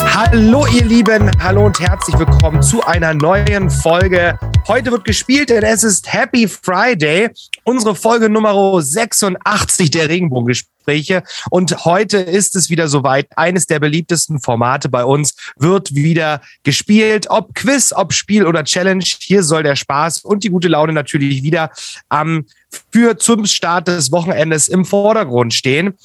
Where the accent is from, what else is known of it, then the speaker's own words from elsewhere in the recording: Saxony, Germany; aus meiner Heimat, aus Sachsen